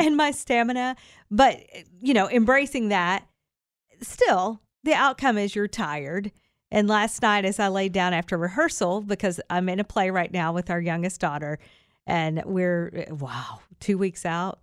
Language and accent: English; Kentucky, United States; I'm from Kentucky.